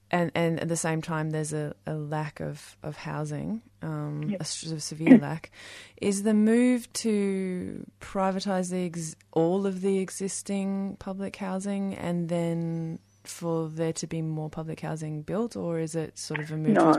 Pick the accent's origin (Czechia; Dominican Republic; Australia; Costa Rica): Australia; Tasmania; moved away as an adult; now in Melbourne, Australia; I've just moved to Melbourne, so I'm from Tasmania